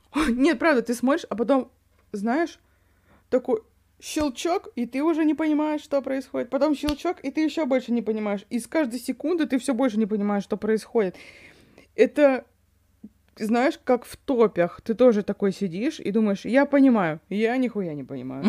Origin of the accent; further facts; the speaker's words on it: Yakutia, Sakha Republic, Russia; я из Якутии